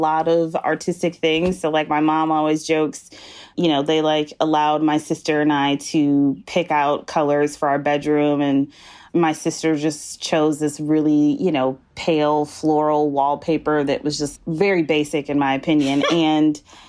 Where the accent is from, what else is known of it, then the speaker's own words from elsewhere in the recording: Wisconsin, United States; Like even in my hometown, I'm from Wisconsin